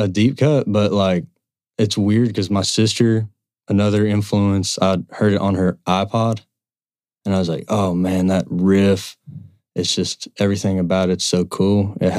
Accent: Cumberland Gap, East Tennessee, United States; About the age of 12 or 13, me and my buddies in East Tennessee, where we grew up in the Cumberland Gap, started messing around with instruments.

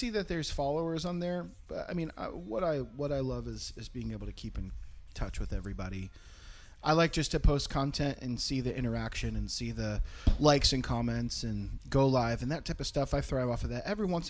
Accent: Philadelphia, Pennsylvania, United States; also born or lived in Florida / Virginia / Tennessee; Originally from Philly

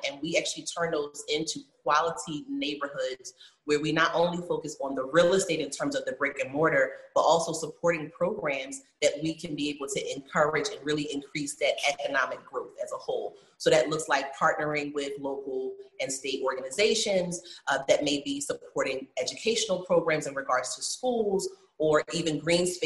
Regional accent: Philadelphia, Pennsylvania, United States; growing up, you know, in Philly, having a split life between like growing up in North Philly and part of my life growing up in Mount Airy

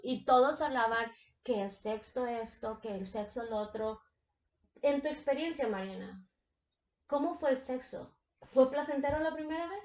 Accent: Mexico; yo soy de México. Mis papás son de México

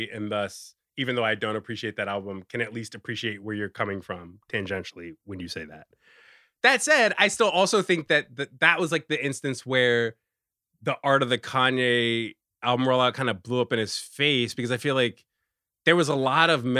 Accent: Richmond, Virginia, United States; moved away as an adult; also born or lived in Washington, D.C.; now in New York, United States; I'm a black man. I'm from Richmond

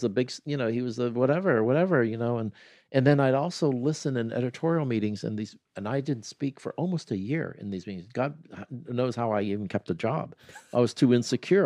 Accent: Columbus, Ohio, United States; moved away; also born or lived in New York; I'm from Columbus, Ohio

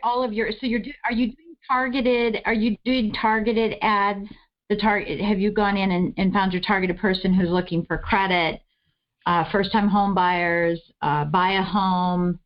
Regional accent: East Coast, United States; I'm from the East Coast

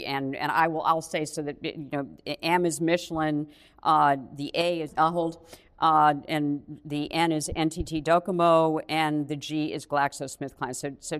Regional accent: New England, United States; Because I'm from the New England area

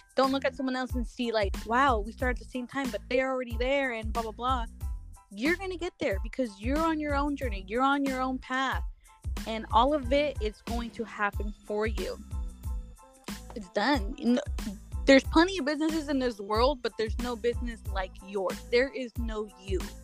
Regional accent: Guadalajara, Jalisco, Mexico; now in Corona, United States; I was born in Mexico, Guadalajara, but I currently reside in Corona, California.

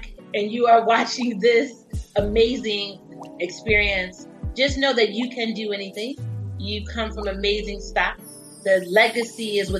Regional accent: Detroit, Michigan, United States; I'm from Detroit, born and bred Detroiter

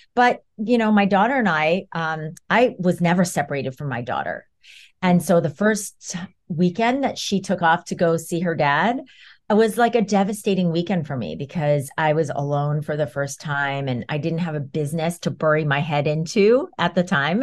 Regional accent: New York, United States; I'm a New Yorker

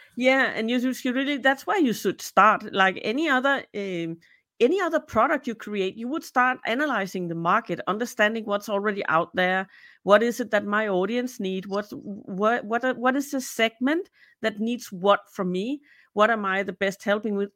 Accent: Denmark; also born or lived in Peru; I'm from Denmark, so I live in Copenhagen

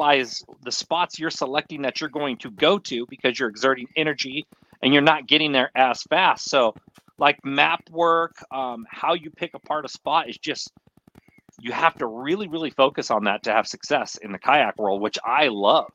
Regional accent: Fremont, California, United States; I grew up Fremont Union City. This is about 45 minutes south of San Francisco

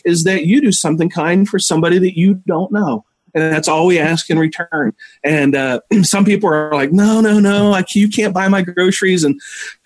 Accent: West Virginia, United States; now in Minnesota, United States; the town that I grew up in back in West Virginia

